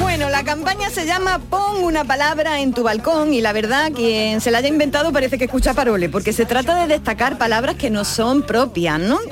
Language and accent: Spanish; Andalusia, Spain; accent: Andalusian; el prejuicio sobre los andaluces y sobre nuestra forma de hablar